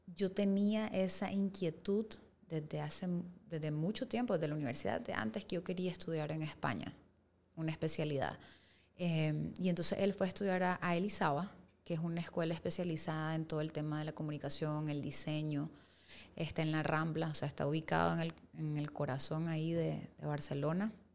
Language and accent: Spanish; Costa Rica; moved away; yo nací en Costa Rica y nosotros vivíamos allá